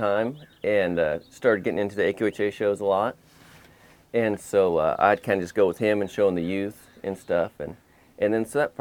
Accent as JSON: {"language": "English", "region": "California", "country": "United States", "tie": "born or raised there", "said": "when I was young growing up here, there were still a lot of horse trainers out here"}